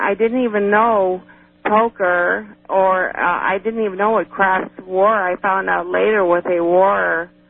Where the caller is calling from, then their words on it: Cleveland, Ohio, United States; I'm calling from Cleveland, Ohio.